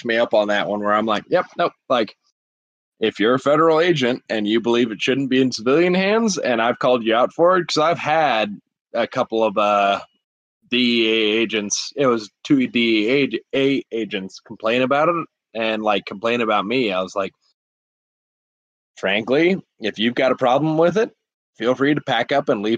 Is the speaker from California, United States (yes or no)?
yes; California, United States; I'm from California